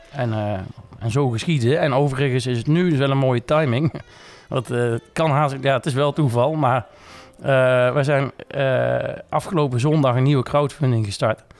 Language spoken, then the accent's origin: Dutch; Nijmegen, Gelderland, Netherlands; also born or lived in Tilburg; 14 maart 1984 geboren te Nijmegen. Ehm, ja, ook eh, opgegroeid en getogen in Nijmegen.